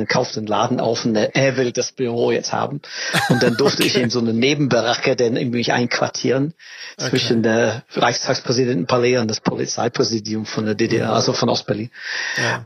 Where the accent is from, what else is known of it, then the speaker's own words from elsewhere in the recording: England, United Kingdom; German is a second language; moved away as an adult; now in Berlin, Germany; ich komme aus England